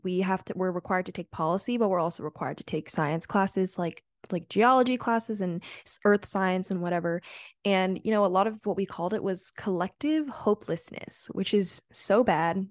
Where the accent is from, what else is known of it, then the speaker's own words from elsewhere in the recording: New York City, New York, United States; moved away as an adult; I'm from New York City